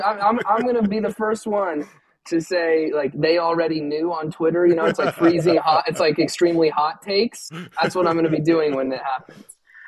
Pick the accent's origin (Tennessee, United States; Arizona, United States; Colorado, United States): Arizona, United States; I'm from Arizona